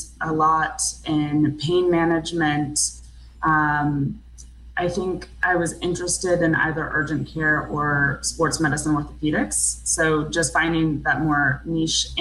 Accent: Georgia, United States; moved away as an adult; also born or lived in New York; now in California, United States; I grew up in Georgia

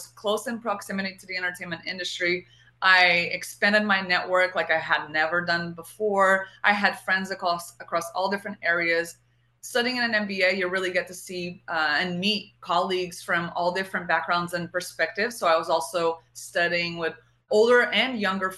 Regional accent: Portugal; first language Portuguese; English is a second language; moved away; like my whole childhood, I lived in Portugal and we spoke Portuguese.

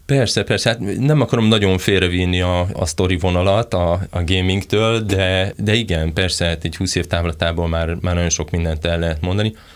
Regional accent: near Veszprém, Veszprém County, Hungary; én Veszprém mellől származok

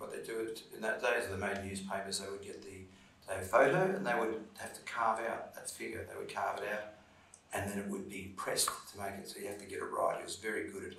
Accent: Sydney, New South Wales, Australia; moved away; Or Parramatta, Dundas, is that the other. Sort of grew up there, was sort of a suburban boy.

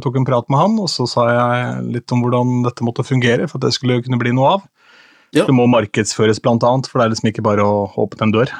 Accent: Askim, Viken, Norway; moved away; jeg gjør min første offentlige opptreden som DJ hjemme i Askim

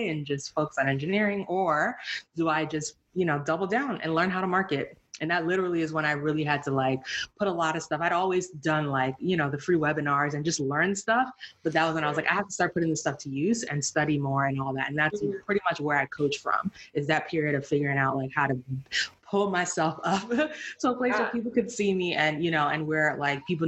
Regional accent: United States; also born or lived in Nigeria; I'm Nigerian, but I grew up here, you know, born here, raised almost entirely here, with the exception of a few years in Nigeria. Like, I'm a Black person, I'm American

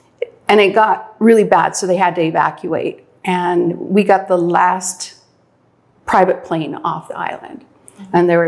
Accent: northern Minnesota, United States; moved away as an adult; also born or lived in North Dakota; now in Belize; I was born in North Dakota, raised in northern Minnesota, grew up on a farm.

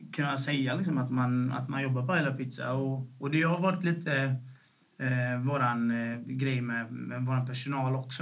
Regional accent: Gothenburg, Västra Götaland, Sweden; also born or lived in Sävedalen; först växte vi upp i Bergsjön liksom. Och, eh, och när, vi var, när jag var åtta år så flyttade vi därifrån

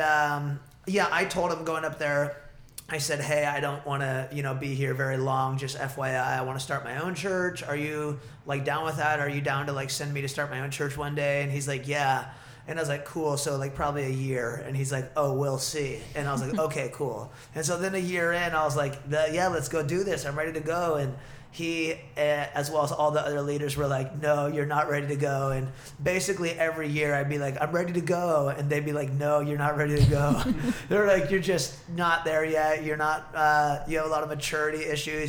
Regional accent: Ashland, Oregon, United States; also born or lived in Eugene; Ashland's kind of my hometown

